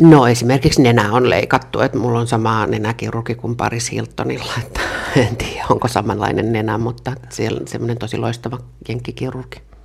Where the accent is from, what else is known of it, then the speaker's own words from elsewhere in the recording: Jokela, Uusimaa, Finland; Mä oon kotoisin varmastikin yhdestä Suomen kuuluisimmasta kylästä ei varmaankaan sen takia, että mä olen sieltä kotoisin, vaan siellä tapahtui tämmöinen ikävämpi asia kuin kouluampuminen, eli Jokelasta